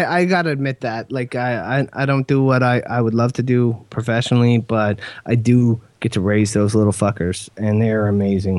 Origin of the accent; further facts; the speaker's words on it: Kenya; born there; also born or lived in England / Ottawa / Saskatoon / New Brunswick; I was born in Kenya. We moved to England after that. We moved to Ottawa after that. We moved to Saskatoon after that. We moved to New Brunswick after that.